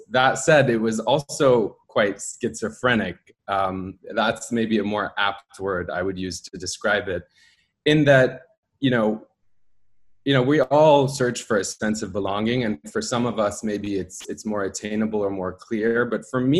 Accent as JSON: {"language": "English", "country": "United States", "tie": "born there", "said": "I was born in the United States"}